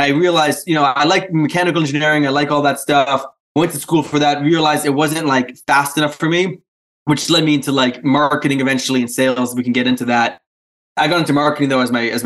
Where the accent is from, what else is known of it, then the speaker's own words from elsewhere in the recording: New Hampshire, United States; accent: a little Canadian, but also Polish; I grew up in a very small town in kind of the middle part of New Hampshire